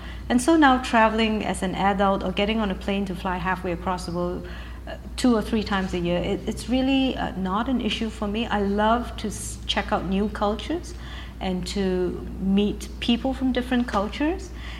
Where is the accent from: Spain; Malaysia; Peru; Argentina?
Malaysia; also born or lived in United Kingdom / United States; now in Canada; I'm actually British by birth. My father was in the army, and he studied at Sandhurst Military Academy in England. Malaysian by upbringing, that's the Asian part of me. American by education, and now I'm Canadian by citizenship.